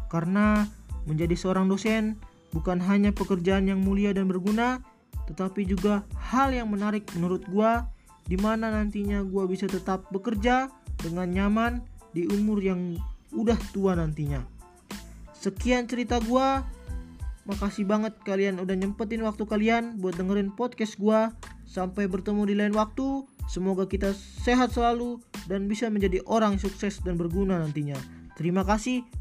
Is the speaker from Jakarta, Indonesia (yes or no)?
yes; Jakarta, Indonesia; born there; also born or lived in North Sumatra; Asal dari Sumatera Utara, gua lahir di Jakarta 1 November 2002 umur gue sekarang 18 tahun